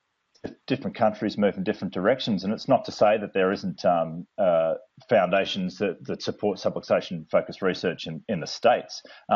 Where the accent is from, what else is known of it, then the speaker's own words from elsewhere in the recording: Australia; moved away as an adult; also born or lived in New Zealand; I'm actually originally Australian. I'm still Australian. And I moved to New Zealand to study chiropractic